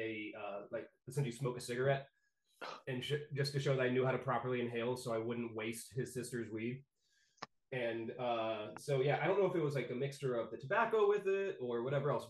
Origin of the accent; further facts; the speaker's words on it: Texas, United States; moved away as an adult; now in Maine, United States; I grew up in Texas